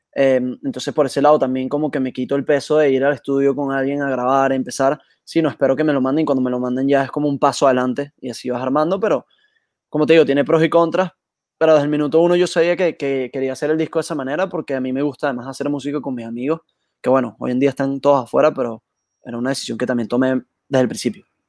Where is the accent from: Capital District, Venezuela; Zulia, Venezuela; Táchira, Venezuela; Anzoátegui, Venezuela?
Capital District, Venezuela; Caracas; aquí en Caracas